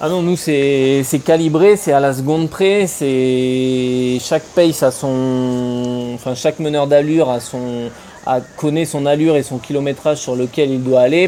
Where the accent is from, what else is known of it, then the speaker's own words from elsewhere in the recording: France; en tant que Français